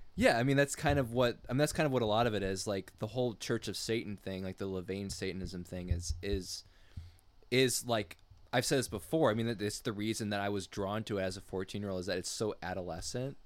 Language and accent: English; United States; I'm strictly American of French descent